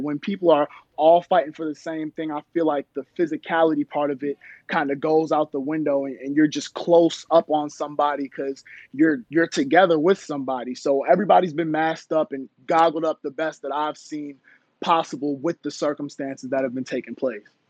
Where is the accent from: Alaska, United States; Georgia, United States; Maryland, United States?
Maryland, United States; Baltimore; also born or lived in Howard County, Maryland / Jamaica (ancestry); I'm from Baltimore, Maryland originally, went to school in Howard County, Maryland